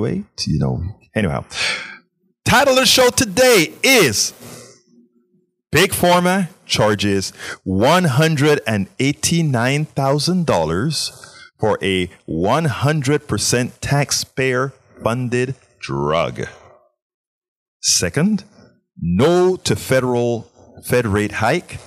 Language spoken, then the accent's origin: English; Panama; moved away; I'm from Central America, Panama.